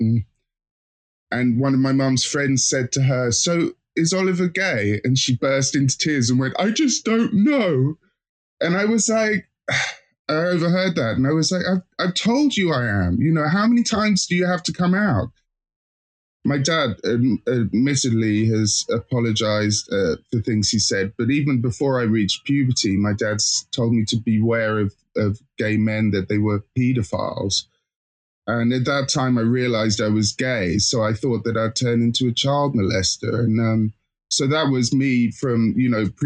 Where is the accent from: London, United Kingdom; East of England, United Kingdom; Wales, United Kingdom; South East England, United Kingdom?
South East England, United Kingdom; Hastings; moved away; I'm originally from Hastings